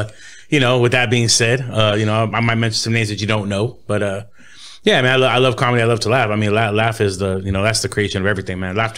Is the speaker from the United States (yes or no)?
yes; Los Angeles, California, United States; also born or lived in Inland Empire, California; I'm from Boyle Heights, you know, born and raised, you know what I'm saying? Right there, Indiana 6, right behind the Liquors where, you know, where I grew up.